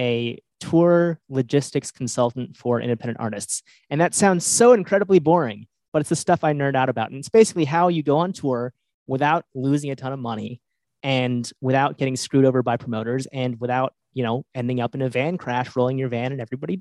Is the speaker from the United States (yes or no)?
yes; New England, United States; I'm from New England. Like I've lived in New England for most of my life